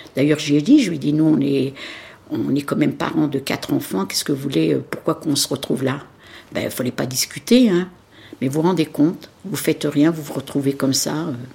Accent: Nanterre, Île-de-France, France; Je suis née en France, je suis née à Nanterre. Dans le 92, j'ai jamais bougé de Nanterre, j'ai même pas habité une autre commune

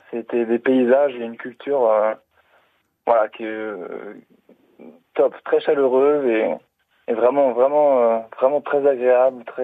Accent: Brittany, France; Et comme je suis breton

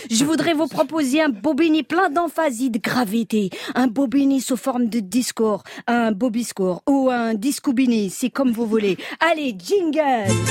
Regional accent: France; il y a des jours comme ça où en tant que Française, j'ai fini par me demander si je suis encore chez moi.

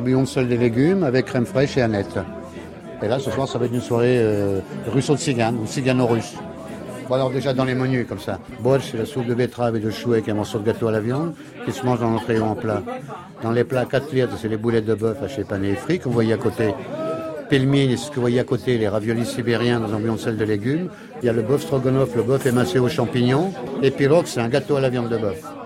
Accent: France; je suis né en France, je suis la 13 génération, tout le monde m'appelle le russe

